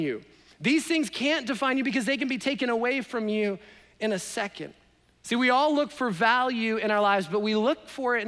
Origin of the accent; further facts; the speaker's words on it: Canada; now in United States; I'm Canadian